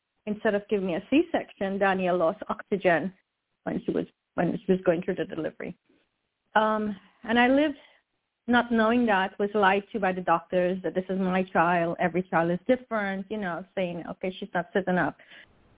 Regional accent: Trinidad & Tobago; now in United States; I was born in Trinidad

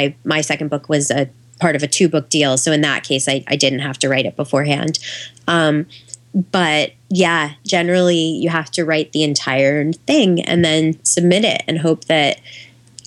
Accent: New York City, New York, United States; moved away as an adult; also born or lived in California; I grew up in New York City

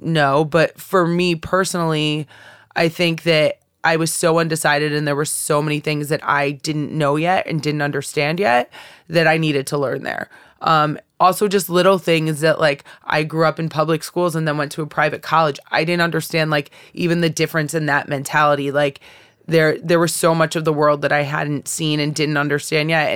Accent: Bethany, Connecticut, United States; moved away; I grew up in Bethany, Connecticut.

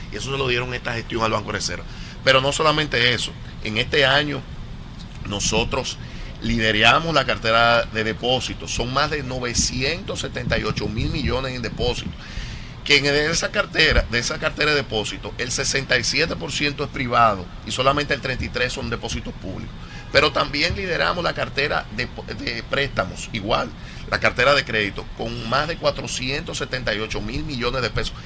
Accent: Dominican Republic; cómo somos nosotros los dominicanos

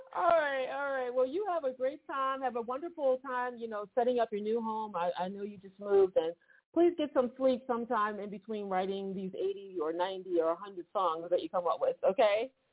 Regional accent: Philadelphia, Pennsylvania, United States; I'm from Philly

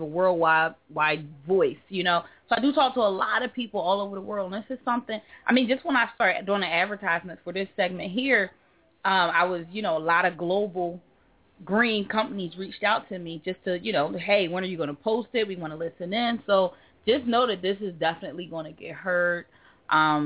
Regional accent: Philadelphia, Pennsylvania, United States; I'm from North Philly

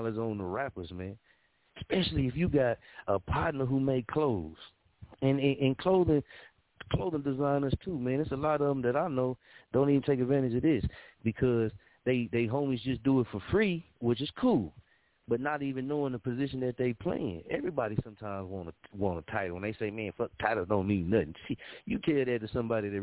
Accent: Muskogee, Oklahoma, United States; I'm from Muskogee, Oklahoma

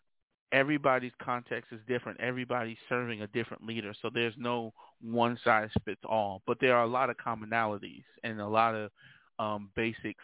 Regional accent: New York City, New York, United States; also born or lived in Uniondale, New York; I was born and raised in Brooklyn, New York, by the way, of Long Island as well. So I kind of hail from Uniondale, New York, and Brooklyn, more specifically Starrick City.

